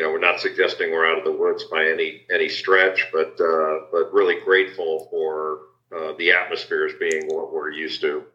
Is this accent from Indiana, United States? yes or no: no; Los Angeles, California, United States; I grew up in Los Angeles